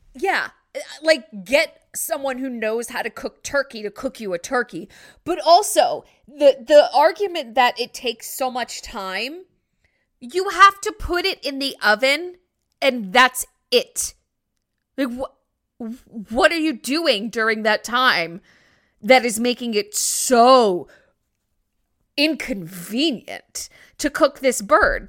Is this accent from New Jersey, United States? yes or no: yes; New Jersey, United States; I'm from New Jersey.